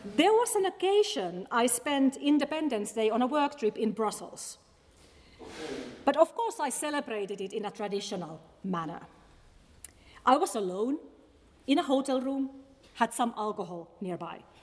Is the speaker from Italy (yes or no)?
no; Finland; English is a second language; moved away as an adult; now in Scotland, United Kingdom; I'm indeed a Finn